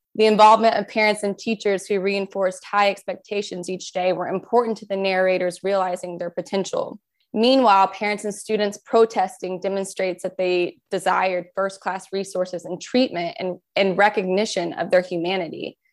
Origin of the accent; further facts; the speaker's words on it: Jenkins, Kentucky, United States; I was born and raised in Jenkins